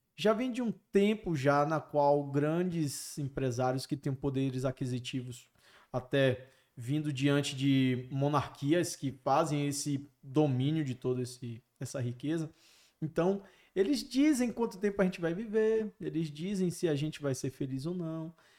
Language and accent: Portuguese; Bahia, Brazil; Eu sou baiano